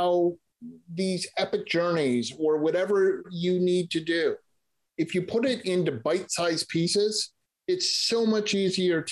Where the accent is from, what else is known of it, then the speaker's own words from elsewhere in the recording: Boston, Massachusetts, United States; moved away as an adult; also born or lived in San Francisco, California; now in Clayton, California, United States; I grew up in the Boston area